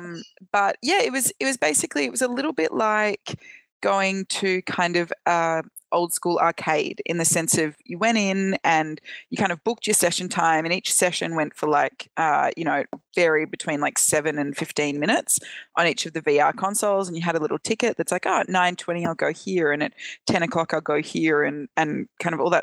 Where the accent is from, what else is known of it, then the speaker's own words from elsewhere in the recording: Australia; I am now safely back in my home country of Australia